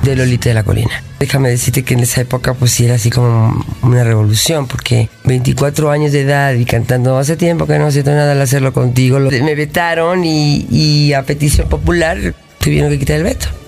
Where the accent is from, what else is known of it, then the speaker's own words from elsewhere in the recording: Mexico City, Mexico; nací yo aquí en el DF. Soy orgullosamente mexicana. En el DF, en la, colonia Cuauhtémoc